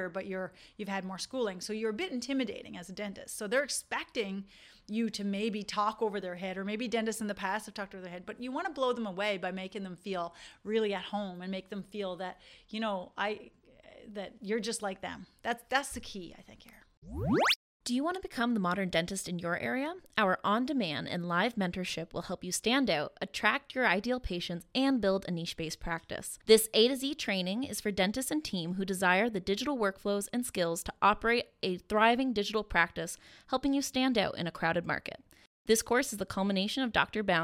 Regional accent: Newfoundland and Labrador, Canada; accent: Newfoundland; this is why you don't hear my newfoundland accent sometimes i wish i could do a whole episode with my newfoundland accent and people are like you're from newfoundland i'm like yeah

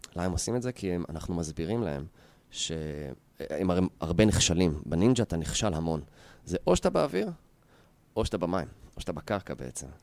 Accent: Yehud, Central District, Israel; גדלתי ביהוד

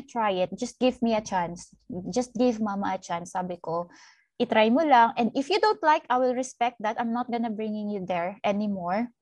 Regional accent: Philippines; moved away; umuwi ako sa Pilipinas

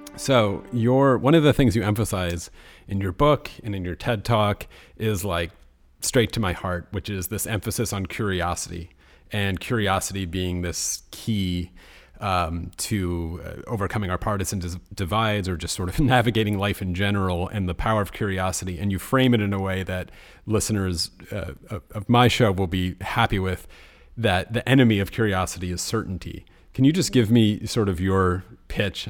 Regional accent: United States; I'm speaking as an American

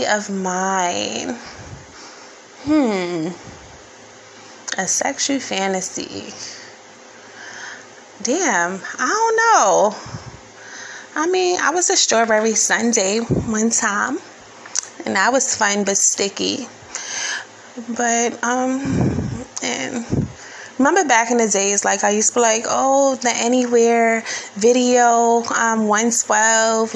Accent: New York City, New York, United States; being born and raised in New York City

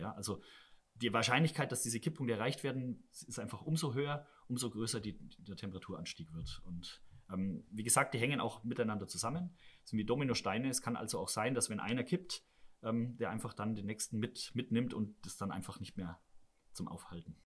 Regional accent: Southern Germany, Germany; now in Rhenish mining area, Germany; ich komme ja selber aus Süddeutschland, da ist die Landwirtschaft schaut ein bisschen anders aus als hier

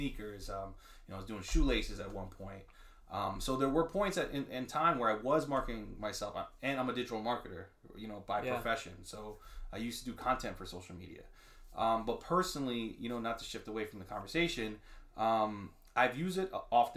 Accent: New York, United States; growing up in New York, you know, in urban areas

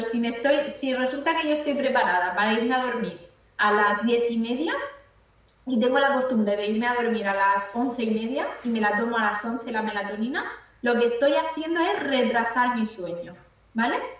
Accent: Cartagena, Region of Murcia, Spain; Yo aquí estoy en Cartagena, yo estoy de Cartagena.

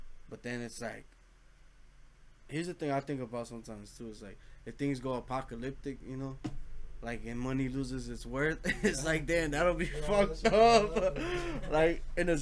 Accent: Los Angeles, California, United States; we come from Los Angeles, you know, from

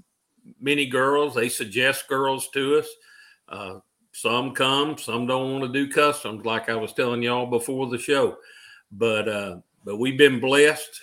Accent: Union City, Tennessee, United States; also born or lived in Jackson, Tennessee; I grew up in Union City, Tennessee, home of Coco Beware

